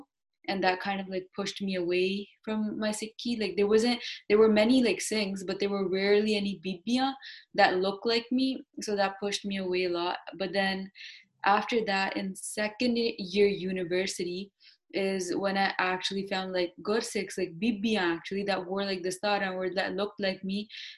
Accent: India; now in Canada; I'm actually born and raised in India.

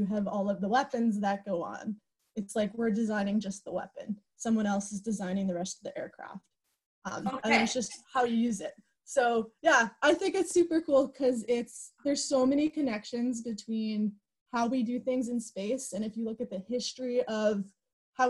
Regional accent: Sudbury, Ontario, Canada; I grew up in Sudbury, Ontario

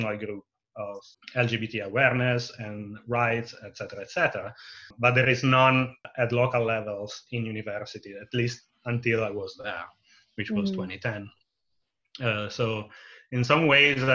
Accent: near Milan, Lombardy, Italy; moved away as an adult; also born or lived in Bowling Green, Ohio / Pavia; now in Evanston, United States; I was born and raised in Italy, in the north, near to Milan

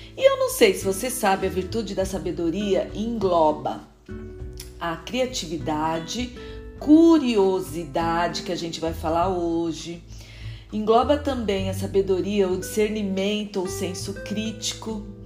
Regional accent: Brazil; moved away as an adult; also born or lived in Lisbon, Portugal; eu saí do Brasil para estudar

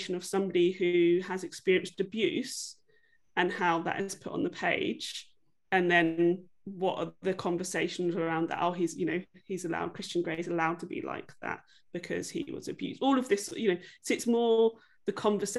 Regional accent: England, United Kingdom; I grew up in England

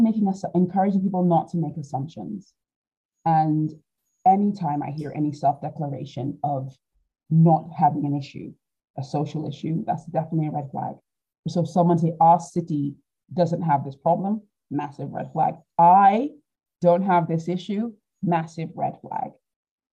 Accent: Nigeria; now in United Kingdom; being Nigerian, we have lots of family

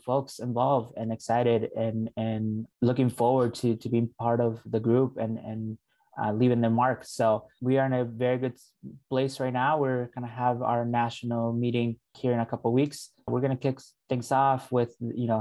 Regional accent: Northfield, Minnesota, United States; also born or lived in Mexico; Family's from Mexico. So we moved to Northfield, Minnesota when I was about 11 years old. And depending on who asks, I'll say that I'm from Northfield, Minnesota, because, you know, high school, grew up there

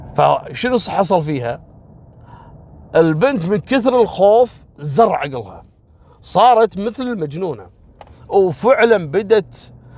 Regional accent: Kuwait; عندنا في الكويت

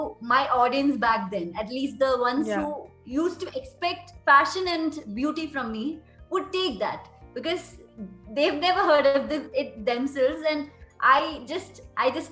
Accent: India; as an Indian, we used to have those roots very deeply beforehand

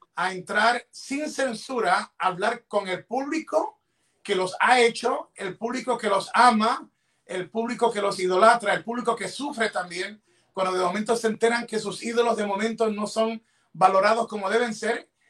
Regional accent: Ecuador; en mi país, en Ecuador

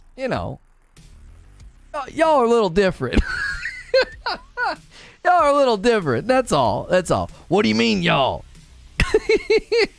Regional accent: United Kingdom; accent: British; It's called being a Brit. You know, it is funny. It is funny that the accent helps.

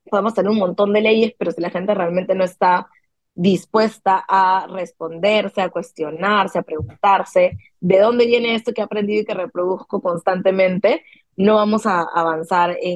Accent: Peru; hemos pensado que todos somos peruanos

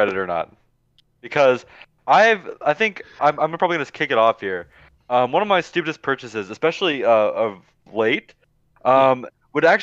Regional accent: Cumming, Georgia, United States; I'm from Cumming, Georgia

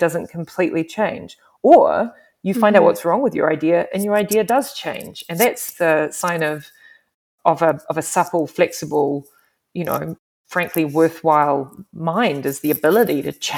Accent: New Zealand; also born or lived in England; now in Canada; the New Zealand, you know, I come from a different country

